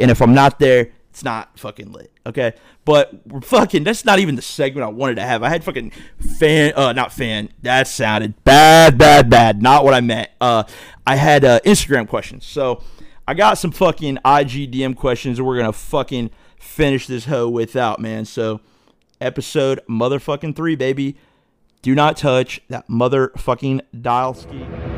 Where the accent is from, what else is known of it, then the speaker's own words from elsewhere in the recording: Dayton, Ohio, United States; I grew up in Dayton